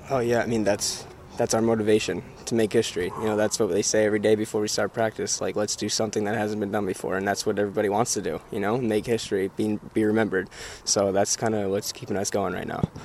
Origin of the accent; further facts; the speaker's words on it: New Jersey, United States; moved away; also born or lived in Connecticut; back in my home state